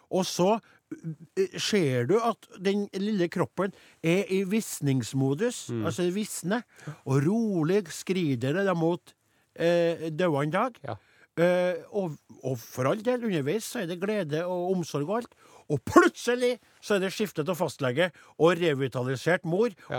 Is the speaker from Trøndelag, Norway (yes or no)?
yes; Trøndelag, Norway; jeg er jo bare nordtrønder, eller trønder